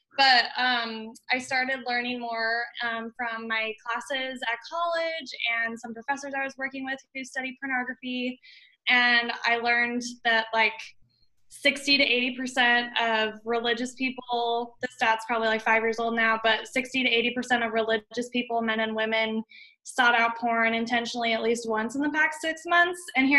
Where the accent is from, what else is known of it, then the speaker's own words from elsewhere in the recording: Las Vegas, Nevada, United States; now in Kansas, United States; Las Vegas, Nevada.